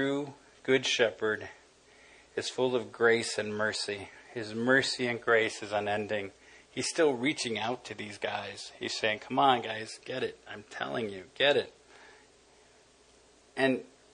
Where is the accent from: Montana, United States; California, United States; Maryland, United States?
California, United States; Los Angeles; I grew up in East L.A.